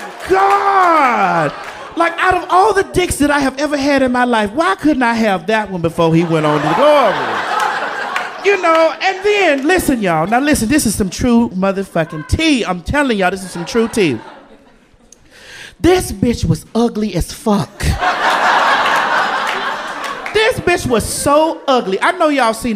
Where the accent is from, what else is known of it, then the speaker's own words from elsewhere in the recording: the South, United States; I'm from the South. So being from the South, you know, we are Bible people